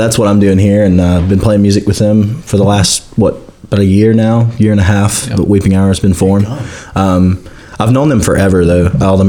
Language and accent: English; Olla, Louisiana, United States; now in Monroe, United States; I'm from Allah.